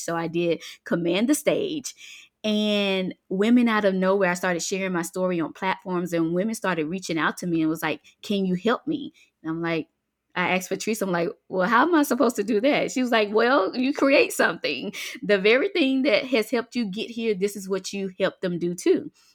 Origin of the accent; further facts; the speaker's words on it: Mississippi Delta, United States; moved away as an adult; now in Georgia, United States; I am originally from Mississippi, a Delta girl, born and raised in the country, and now I am a Georgia peach. I've been here for about seventeen years